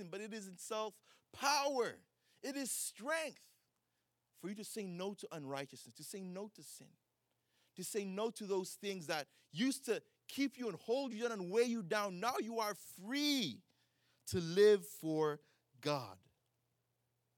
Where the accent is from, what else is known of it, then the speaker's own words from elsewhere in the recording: Uganda; now in United States; I grew up in Uganda